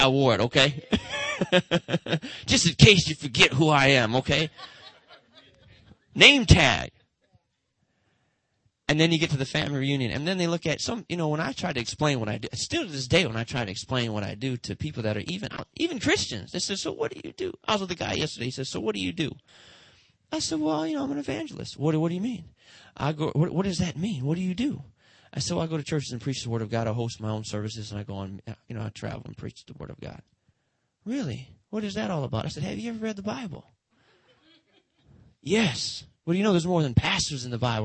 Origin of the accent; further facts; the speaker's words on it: Detroit, Michigan, United States; Motown, that's where I'm from Motown